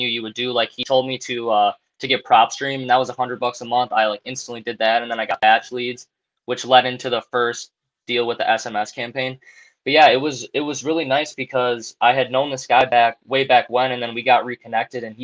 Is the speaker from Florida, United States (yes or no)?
no; Wisconsin, United States; I'm from Wisconsin